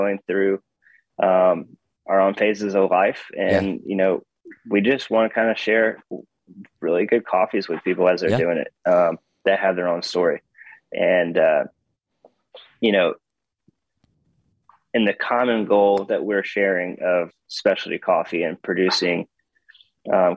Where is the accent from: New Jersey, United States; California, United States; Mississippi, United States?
Mississippi, United States; Hattiesburg; I'm not from Laurel. I'm from Hattiesburg